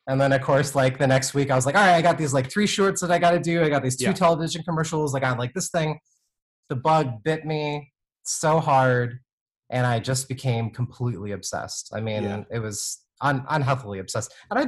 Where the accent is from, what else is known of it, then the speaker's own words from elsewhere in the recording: Vancouver, Washington, United States; also born or lived in New York / Hawaii / Florida; I grew up in the Northwest, in Vancouver, Washington, which is about like 20 minutes north of Portland.